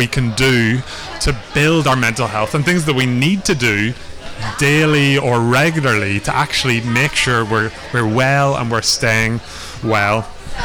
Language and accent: English; Belfast, Northern Ireland, United Kingdom; now in Dublin, Ireland; I am from Belfast originally, but I also live in Dublin now